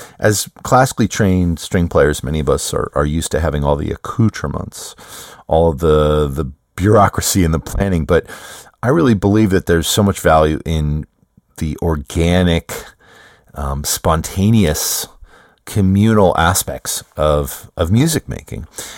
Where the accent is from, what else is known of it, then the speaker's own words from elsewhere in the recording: United States; Now, I struggled with the spelling on that because, well, you know, I'm an American.